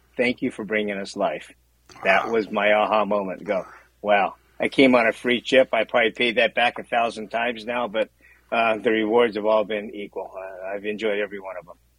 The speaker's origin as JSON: {"language": "English", "town": "Santa Barbara", "region": "California", "country": "United States", "tie": "born or raised there", "said": "born and raised in Santa Barbara, a third generation Japanese American"}